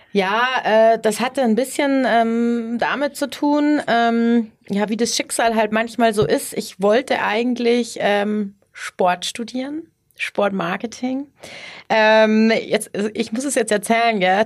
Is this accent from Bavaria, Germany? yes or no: yes; Ohlstadt, Bavaria, Germany; also born or lived in Innsbruck / Munich; ich komm hier, ähm, aus der Ecke, aus Ohlstadt, kennen wahrscheinlich die wenigsten, aber, äh, Landkreis Garmisch-Partenkirchen